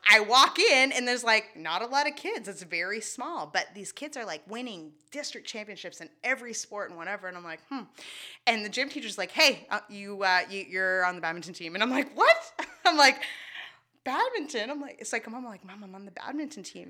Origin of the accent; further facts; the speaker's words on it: Shediac, New Brunswick, Canada; first language English; And then we moved to Shediac.